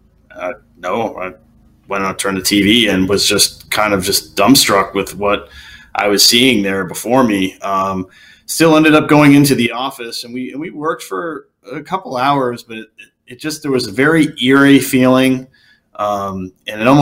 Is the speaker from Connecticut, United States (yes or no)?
yes; Connecticut, United States; my hometown in Connecticut